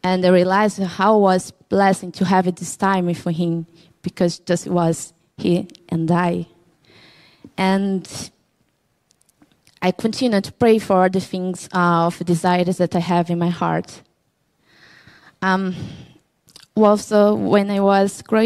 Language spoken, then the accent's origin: English; Brazil; English is a second language; now in Cork, Ireland; I'm from Brazil. I'm 31 years old.